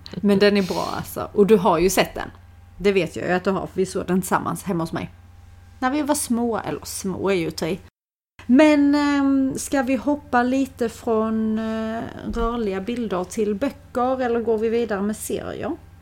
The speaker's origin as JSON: {"language": "Swedish", "region": "Skåne", "country": "Sweden", "accent": "Scanian", "said": "om man inte är skåning själv, om man har skillnad på din och min dialekt"}